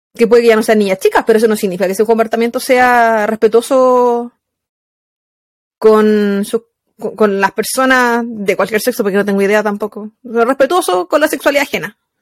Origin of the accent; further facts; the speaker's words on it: Valparaíso, Chile; moved away as an adult; also born or lived in Placilla; now in United States; Yo soy de Valparaíso, Valparaíso, Chile